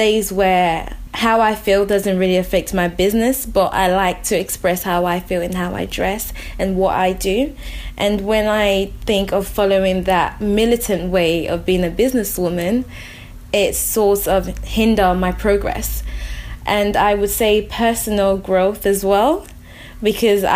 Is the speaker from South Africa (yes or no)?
no; Nigeria; English is a second language; now in United Kingdom; Growing up in Nigeria, I went to Eton, which is a colonial British primary school